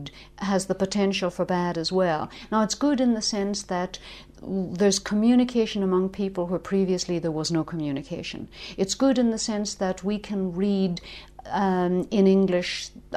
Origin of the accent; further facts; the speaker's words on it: Ireland; as you can probably hear from my accent, I come from Ireland